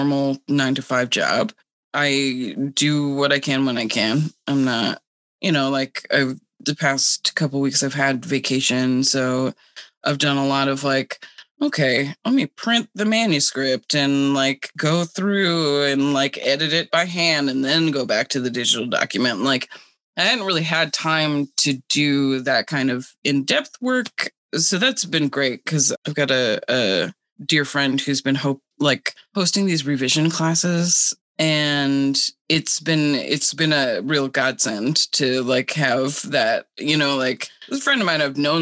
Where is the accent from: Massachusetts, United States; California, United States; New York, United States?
Massachusetts, United States; Cape Cod; now in Detroit, United States; I grew up on Cape Cod